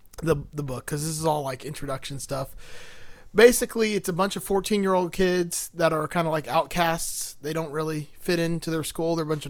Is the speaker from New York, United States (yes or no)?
yes; New York, United States; accent: New York; because my New York accent is like the working class New York. We're not like the computer programmer New Yorkers like you.